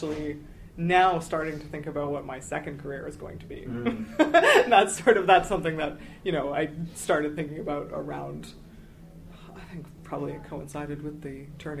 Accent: Ottawa, Ontario, Canada; I grew up in Ottawa and there's not a lot of theater in Ottawa.

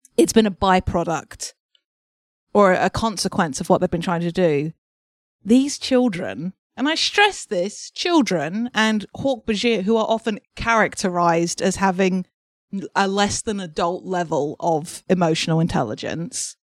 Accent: England, United Kingdom; I'm an English person

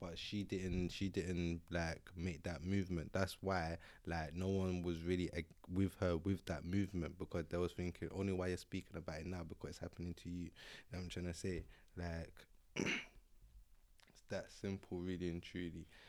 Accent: London, United Kingdom; I was born and bred in North, in North London, and that's where I've been all my life.

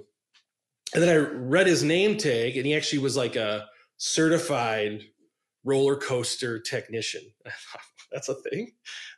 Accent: outside Milwaukee, Wisconsin, United States; I grew up in outside Milwaukee

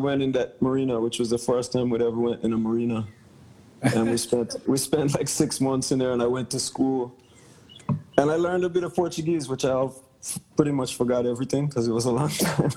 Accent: Bermuda; also born or lived in Caribbean; now in Hawaii, United States; Originally, I'm from Bermuda, um, via growing up in the Caribbean

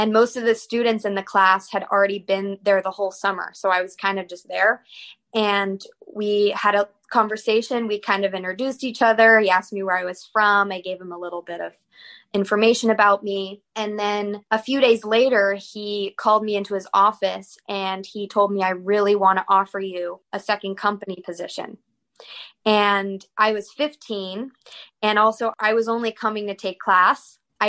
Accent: North Carolina, United States; also born or lived in Northern Virginia; now in Philadelphia, United States; And then we moved to North Carolina from there when I was around 8. And that's kind of where I started taking ballet seriously and having most of my memories

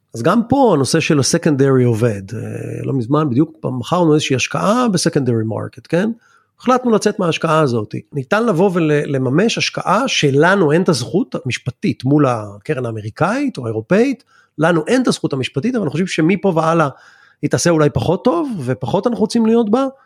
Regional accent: Israel; בתור ישראלים

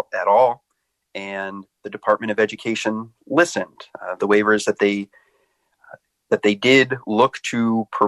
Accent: Annapolis, Maryland, United States; moved away; also born or lived in Alexandria, Virginia; I grew up in Annapolis, Maryland.

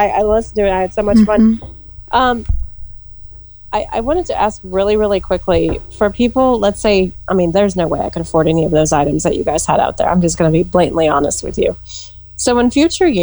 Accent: Phoenix, Arizona, United States; now in Colorado, United States; I'm from Phoenix, born and raised in Phoenix

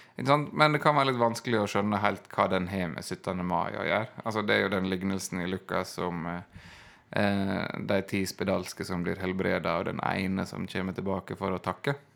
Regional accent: Ørsta, Møre og Romsdal, Norway; moved away; hjemme i Ørsta, der jeg kommer fra

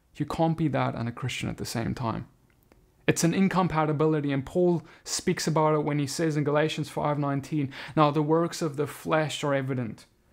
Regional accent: South Africa; now in United States; I now live in America, but I come from South Africa.

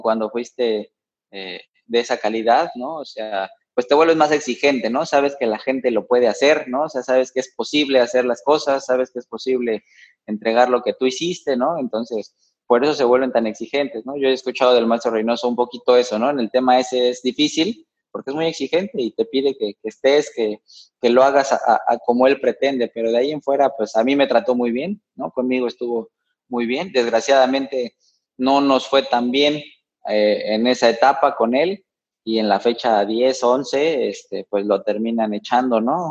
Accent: Mexico City, Mexico; yo, soy de la Ciudad de México, ¿no? Ahí nací

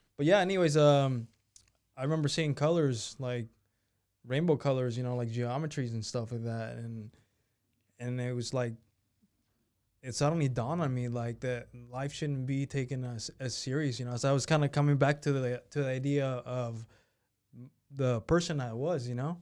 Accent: Sebastopol, California, United States; also born or lived in Mexico / Zapopan, Jalisco; I grew up in, speaking of, Sevastopol

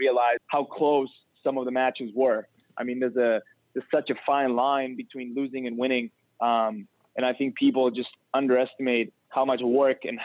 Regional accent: Cyprus; moved away as an adult; now in United States; when I'm traveling from Cyprus to the U.S.

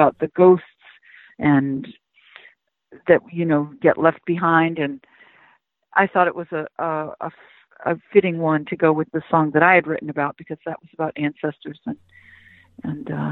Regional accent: Hyannis, Massachusetts, United States; I grew up in Cape Cod, Massachusetts, in Hyannis

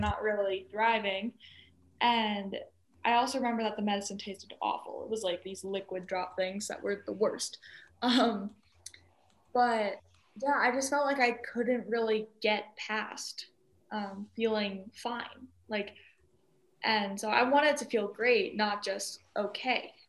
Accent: Colorado, United States; growing up in Colorado

